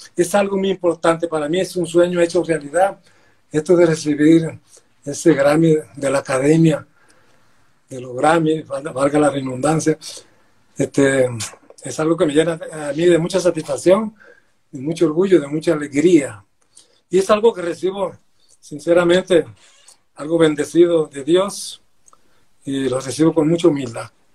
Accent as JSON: {"language": "Spanish", "town": "Villanueva", "region": "La Guajira", "country": "Colombia", "tie": "born or raised there", "said": "yo soy de Villanueva Guajira"}